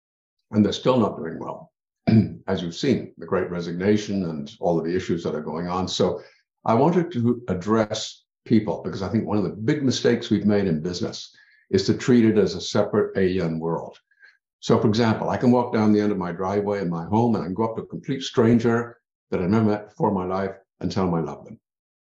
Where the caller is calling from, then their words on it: Ontario, Canada; I'm in Ontario.